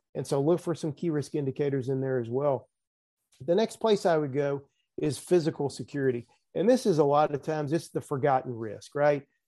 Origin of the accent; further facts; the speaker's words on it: the South, United States; accent: Southern; also born or lived in Nashville, Tennessee; I'm sure folks can tell from my accent, I'm in, I am from the South